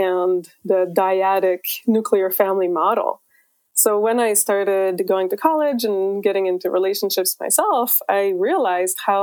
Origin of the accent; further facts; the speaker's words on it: Quebec, Canada; now in California, United States; I'm originally from Quebec, Canada, but I live in California